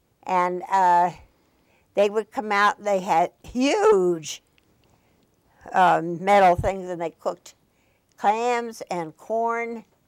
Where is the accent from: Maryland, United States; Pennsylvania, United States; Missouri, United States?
Pennsylvania, United States; Wilkes-Barre; moved away; also born or lived in Bryn Mawr, Pennsylvania / Upper Merion Township, Pennsylvania; I was born in Wilkes-Barre, Pennsylvania, September 18th, 1930.